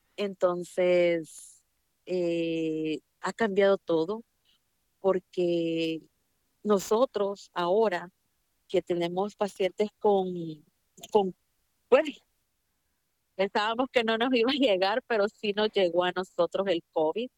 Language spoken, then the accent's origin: Spanish; El Salvador; now in United States; yo soy salvadoreña. Eh, estudié en El Salvador